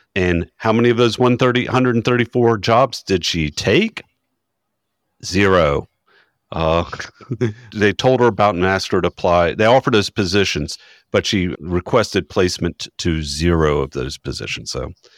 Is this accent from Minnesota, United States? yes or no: no; Chesapeake, Virginia, United States; my true hometown of Chesapeake, Virginia